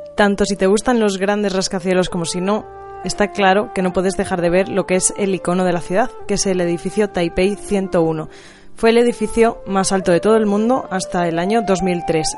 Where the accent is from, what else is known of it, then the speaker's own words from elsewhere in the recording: Spain; era de España